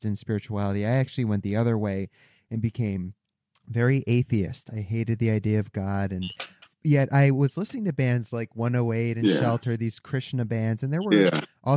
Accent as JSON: {"language": "English", "region": "Connecticut", "country": "United States", "tie": "born or raised there", "said": "I'm from Connecticut"}